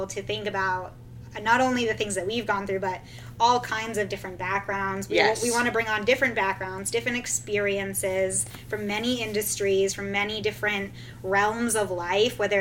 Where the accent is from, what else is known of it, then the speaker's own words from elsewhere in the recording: Vermont, United States; moved away as an adult; I grew up in Vermont, way up north.